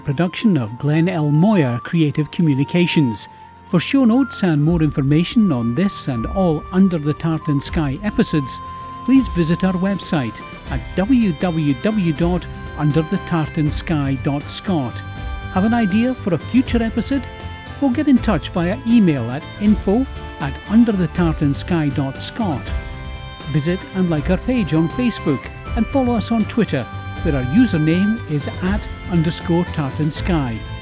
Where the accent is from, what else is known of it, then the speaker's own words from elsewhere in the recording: Scotland, United Kingdom; we're Scottish